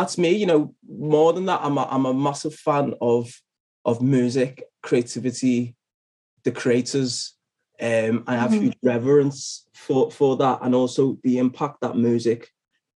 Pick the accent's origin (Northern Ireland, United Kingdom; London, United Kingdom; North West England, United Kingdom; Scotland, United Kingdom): North West England, United Kingdom; Liverpool; I'm from Liverpool and based in Liverpool